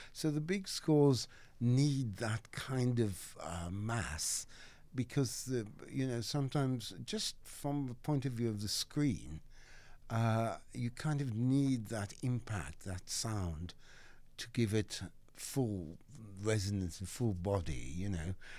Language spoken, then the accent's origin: English; Cape Town, Western Cape, South Africa; moved away as an adult; now in England; I grew up in Saint Philip's in Cape Town, the old Chapel Street, District Six.